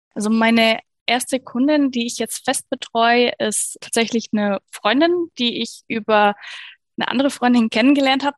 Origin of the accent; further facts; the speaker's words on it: Bavaria, Germany; bei uns in Bayern